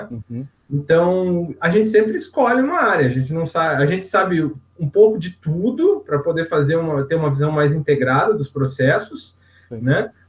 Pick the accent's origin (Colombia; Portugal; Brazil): Brazil; Curitiba, Paraná; Por ter nascido, em Curitiba, nascido e criado em Curitiba, a gente fica meio longe do mar, né?